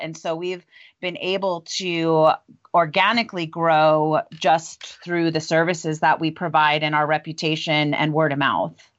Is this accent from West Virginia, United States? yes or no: no; Long Island, New York, United States; moved away as an adult; also born or lived in Memphis, Tennessee; now in Longmont, United States; I grew up in Long Island, New York, and went to pharmacy school there